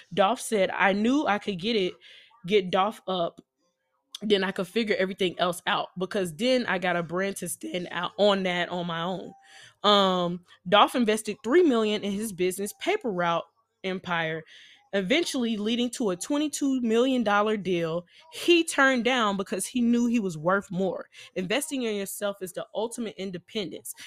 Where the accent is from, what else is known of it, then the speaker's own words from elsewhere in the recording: Nashville, Tennessee, United States; I'm from Nashville, Tennessee